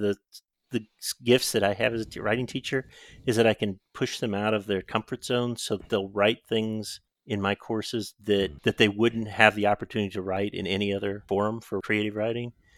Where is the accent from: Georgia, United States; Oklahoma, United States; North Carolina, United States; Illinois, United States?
Illinois, United States; Southern; also born or lived in Decatur, Illinois / Chicago, Illinois / Springfield, Ohio; I grew up in Southern Illinois, which is interestingly kind of in between the South and Chicago in some ways